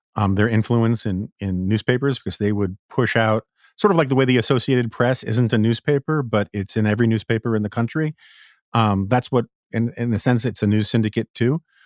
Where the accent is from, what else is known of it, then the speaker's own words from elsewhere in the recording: New York City, New York, United States; now in Washington, D.C., United States; as a New Yorker